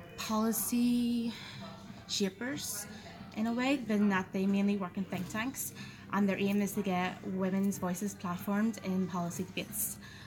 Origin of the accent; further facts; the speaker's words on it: Belfast, Northern Ireland, United Kingdom; moved away as an adult; now in Brussels, Belgium; I'm originally from Moyard in West Belfast.